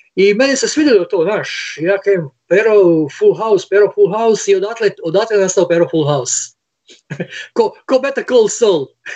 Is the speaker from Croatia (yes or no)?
yes; Split, Split-Dalmatia County, Croatia; Mi ovdje iz Splita